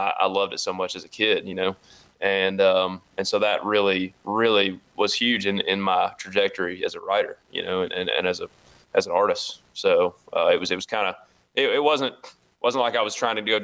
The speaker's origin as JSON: {"language": "English", "area": "the South", "region": "Tennessee", "country": "United States", "tie": "born or raised there", "said": "I grew up in the South"}